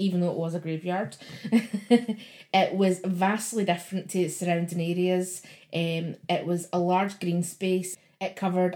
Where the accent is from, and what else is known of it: Glasgow, Scotland, United Kingdom